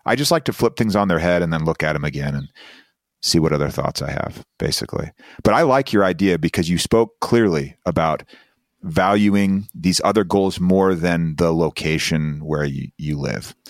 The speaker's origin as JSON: {"language": "English", "region": "Utah", "country": "United States", "said": "I'm coming from Utah"}